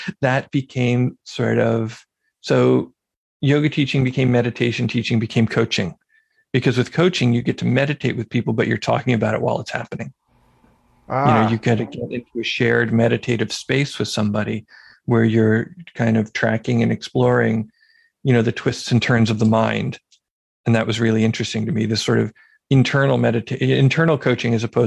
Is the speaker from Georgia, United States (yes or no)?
no; Philadelphia, Pennsylvania, United States; moved away; I had moved back to my hometown of Philadelphia